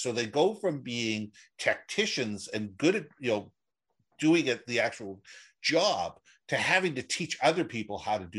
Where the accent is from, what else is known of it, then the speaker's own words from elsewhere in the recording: Minneapolis, Minnesota, United States; also born or lived in Los Angeles / New York / Toronto / Israel; now in Vancouver, Canada; I was originally from Minneapolis. I've lived everywhere. I've lived in LA. I've lived in New York, Toronto. I've lived in overseas in Israel for 3 years. But Vancouver has really been home for me since 1974.